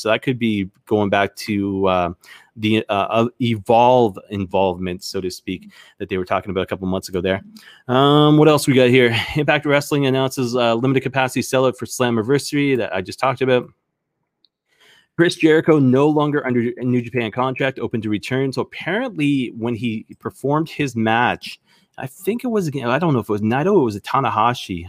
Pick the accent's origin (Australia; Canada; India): Canada; as a Canadian